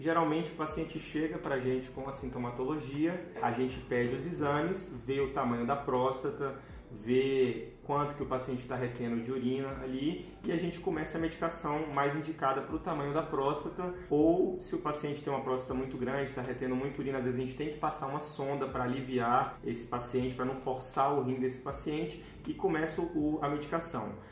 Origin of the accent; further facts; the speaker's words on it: Brasília, Federal District, Brazil; moved away as an adult; also born or lived in Tocantins; now in Rio de Janeiro, Brazil; trabalho na Secretaria de Saúde de Brasília, que é a minha cidade natal